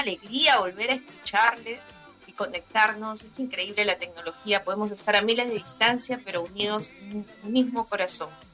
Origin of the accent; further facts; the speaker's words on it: Peru; yo soy peruana, soy periodista, eh, vivo actualmente en la ciudad de Lima